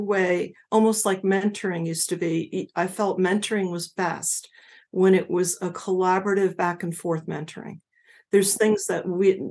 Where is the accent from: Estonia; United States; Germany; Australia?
United States; New Jersey; moved away as an adult; I was from New Jersey